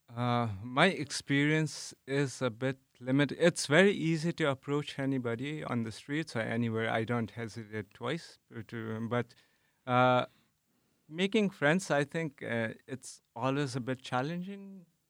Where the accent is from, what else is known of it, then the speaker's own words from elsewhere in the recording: Nepal; moved away as an adult; now in Netherlands; I am from Nepal, and now I'm doing my P H D here in the Netherlands.